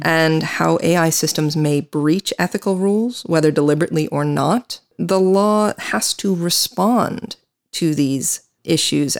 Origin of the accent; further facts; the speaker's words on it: United States; moved away; I am an American attorney